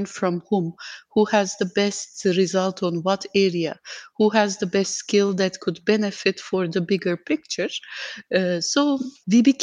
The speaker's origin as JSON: {"language": "English", "country": "Turkey", "moved": "as an adult", "lives_now": "Dubai, United Arab Emirates", "said": "I have been based in Dubai for last 14 years, but I'm originally from Turkey"}